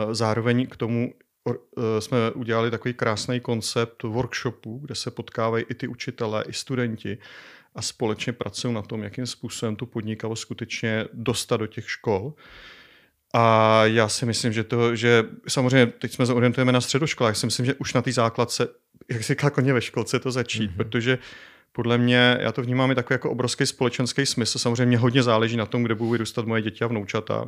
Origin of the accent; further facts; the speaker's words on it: Czechia; also born or lived in Colorado, United States; jako správný Čech